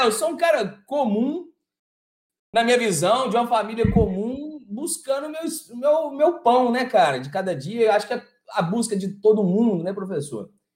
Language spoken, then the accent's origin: Portuguese; Araxá, Minas Gerais, Brazil; moved away as an adult; also born or lived in Uberlândia / Ouro Preto; eu sou do interior, de Araxá